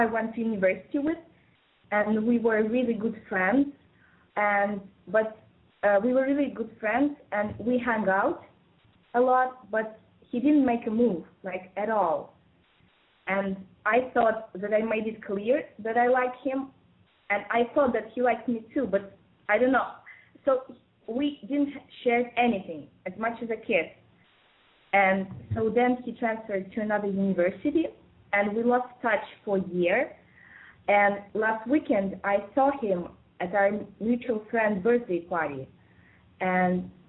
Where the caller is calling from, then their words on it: Moscow, Russia; calling from Moscow again